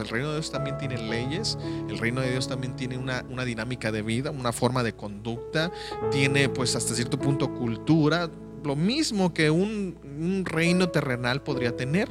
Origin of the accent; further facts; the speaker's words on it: Mexico; moved away; yo soy de México